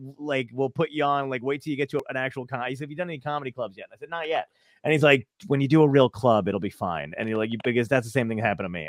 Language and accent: English; New York City, New York, United States; also born or lived in Nutley, New Jersey / Los Angeles; I think because I was born in Brooklyn or whatever, and I get the same thing. People either think I'm Jewish or Italian